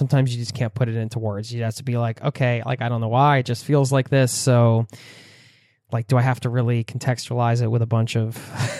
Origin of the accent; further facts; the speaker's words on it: Norway; I'm in Norway here. You're making me miss my home country a little bit.